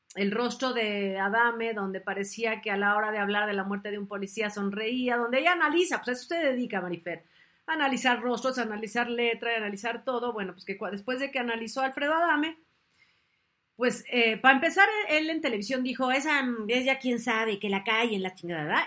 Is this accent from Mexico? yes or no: yes; Mexico; yo soy mexicana.